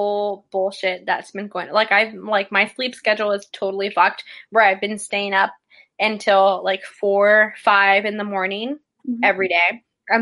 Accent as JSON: {"language": "English", "region": "Texas", "country": "United States", "said": "I'm a Texan"}